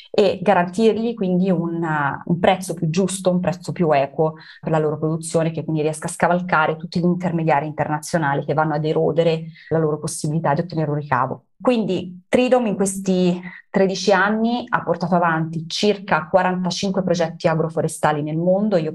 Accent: Italy; born there; Noi siamo italiani nati in Italia, quindi siamo molto legati anche al nostro territorio

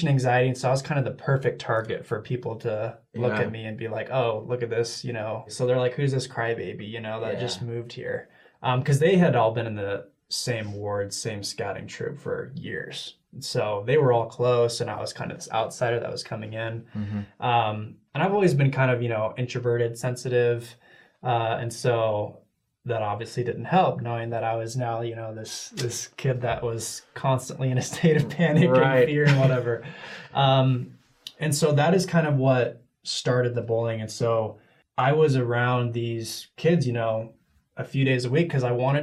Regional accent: Connecticut, United States; moved away; I grew up in Connecticut. That's where I was raised

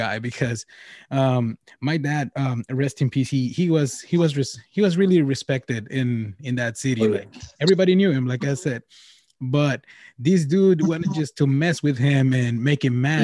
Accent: Nogales, Sonora, Mexico; moved away; I'm from Mexico

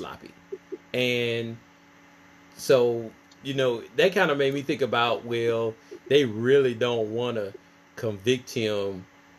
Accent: Clarkson, Mississippi, United States; we're from the same hometown. We are from Clarkson, Mississippi.

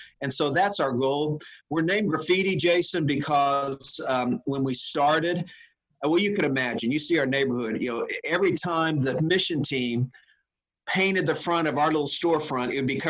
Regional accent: Oklahoma, United States; now in New York City, United States; I grew up in Oklahoma, okay.

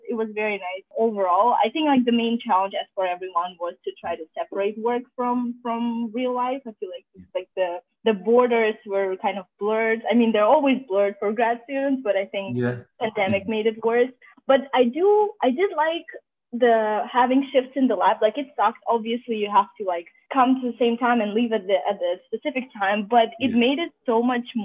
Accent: Azerbaijan; now in Rochester, United States; I am originally from Azerbaijan

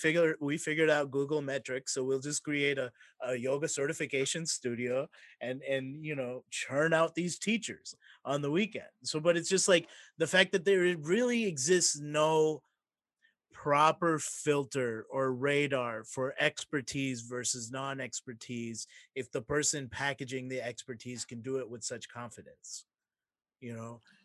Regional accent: Mississippi, United States; I'm also growing up in Mississippi

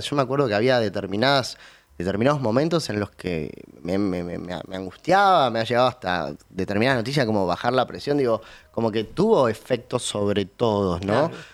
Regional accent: Río Gallegos, Santa Cruz, Argentina; now in Buenos Aires, Argentina; nací en Río Gallegos

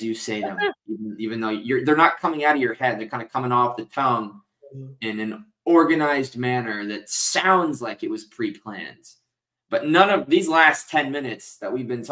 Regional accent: United States; you and I both growing up in the New Jersey, New York area

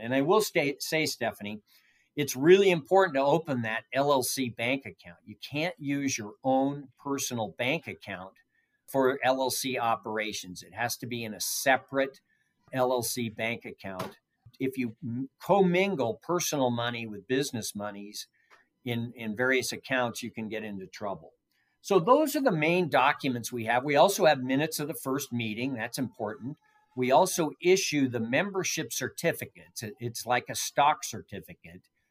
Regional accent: San Francisco Bay Area, California, United States; moved away as an adult; now in Nevada, United States; I grew up in the San Francisco Bay Area

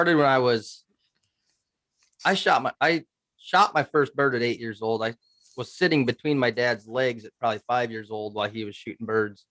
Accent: Eastern Iowa, United States; now in Northeast Iowa, United States; I'm from Eastern Iowa. Originally, I live in Northeast Iowa now. But I grew up, I shot my first turkey on the Wapsie

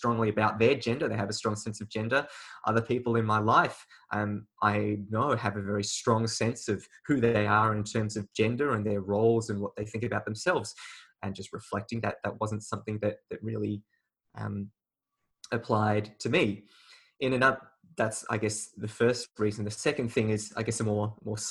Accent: Australia; also born or lived in China; I was born in China, but I came to Australia when I was very early, about 8 months old.

